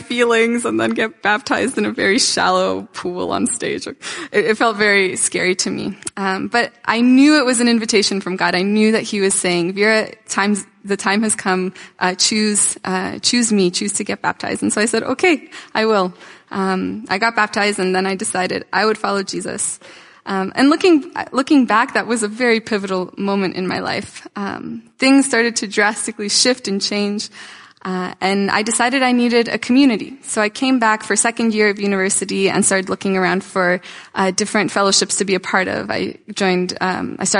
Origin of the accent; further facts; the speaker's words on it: Toronto, Ontario, Canada; also born or lived in Tula, Russia; And I grew up in North York